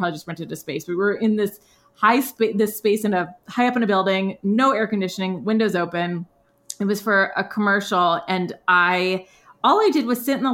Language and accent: English; North Dakota, United States; moved away as an adult; also born or lived in Los Angeles, United States; now in Southeast, United States; I'm from North Dakota originally, and my parents are still in the Midwest